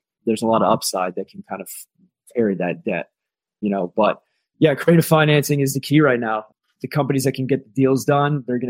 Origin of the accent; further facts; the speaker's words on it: Pittsburgh, Pennsylvania, United States; also born or lived in Ohio; now in Colorado, United States; I'm originally from Pittsburgh, went to school in Ohio